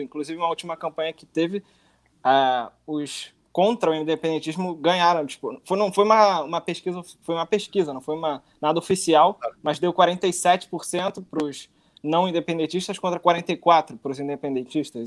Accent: Rio de Janeiro, Brazil; now in Barcelona, Spain; Eu sou do Rio

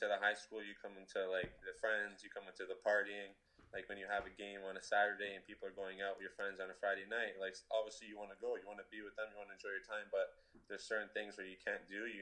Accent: Toronto, Ontario, Canada; my hometown

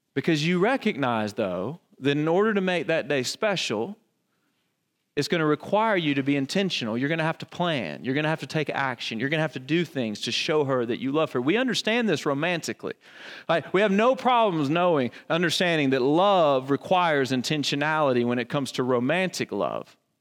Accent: the Bible Belt, Southern United States, United States; I grew up in the Bible Belt

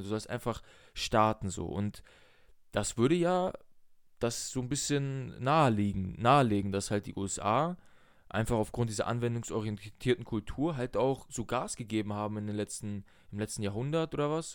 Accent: Germany; Ich bin zwar in Deutschland aufgewachsen, meine Eltern sind aus Russland

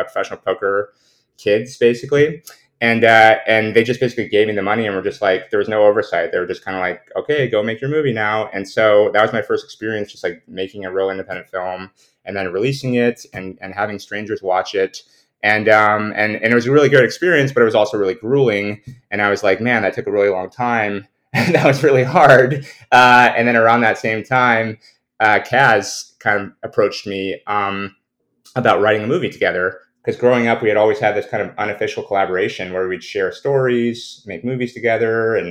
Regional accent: the Bay Area, California, United States; growing up in the Bay Area

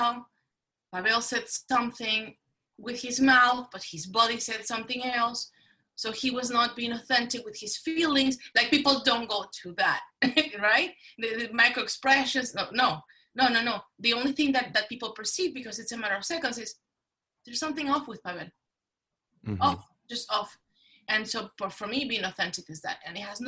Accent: Mexico City, Mexico; English is a second language; moved away as an adult; now in United States; Growing up in Mexico City

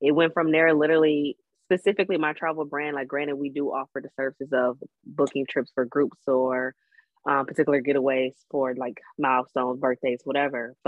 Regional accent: Detroit, Michigan, United States; I'm from Detroit.

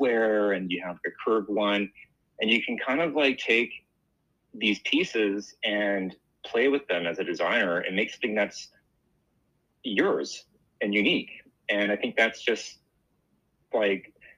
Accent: Los Angeles, California, United States; I'm from Los Angeles. I still live here.

